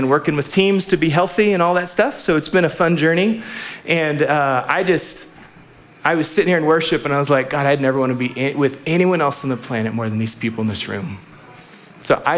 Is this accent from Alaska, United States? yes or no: yes; Alaska, United States; moved away; also born or lived in Waco; I'm from Alaska